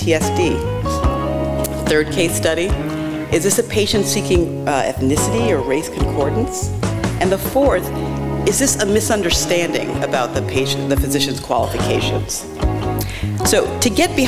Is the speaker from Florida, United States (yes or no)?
no; New York City, New York, United States; I'm from New York City